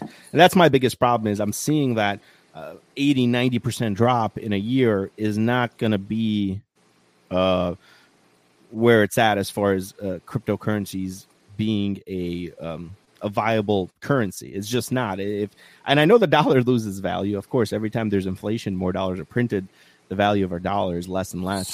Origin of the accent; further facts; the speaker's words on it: Bosnia & Herzegovina; moved away; my home country